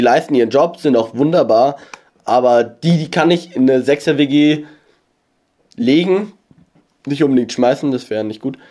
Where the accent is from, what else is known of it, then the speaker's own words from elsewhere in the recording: near Starnberg, Bavaria, Germany; ich komme aus der Nähe von Starnberg und nicht aus Starnberg. Ich, ich wohne zwar im Landkreis Starnberg